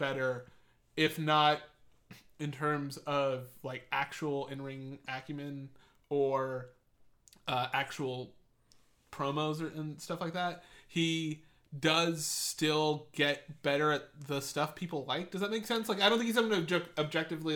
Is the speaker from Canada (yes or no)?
no; England, United Kingdom; I'm English